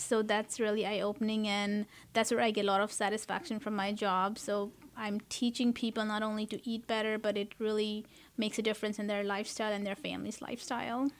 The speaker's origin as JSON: {"language": "English", "town": "Kathmandu", "region": "Bagmati", "country": "Nepal", "tie": "born or raised there", "moved": "yes", "lives_now": "United States", "said": "I, uh, was born and raised in Kathmandu, Nepal"}